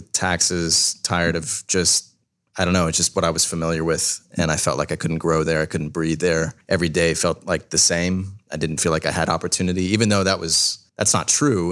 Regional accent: Southern California, United States; moved away as an adult; also born or lived in Washington; now in Columbus, United States; I'm actually from Southern California.

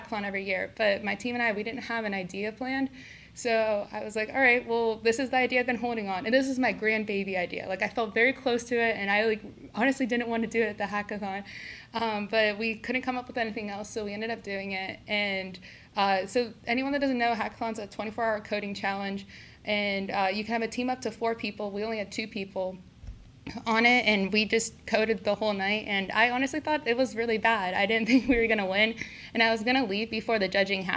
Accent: Youngstown, Ohio, United States; also born or lived in California; now in Columbus, United States; I'm from Youngstown, Ohio. I was actually also born in California, but I moved here when I was 5, so I'm pretty much from Ohio.

